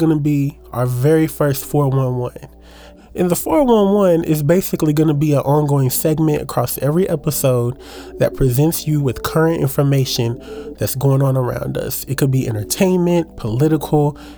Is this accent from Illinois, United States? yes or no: no; Louisville, Kentucky, United States; I'm from Louisville, Kentucky. I currently reside in Louisville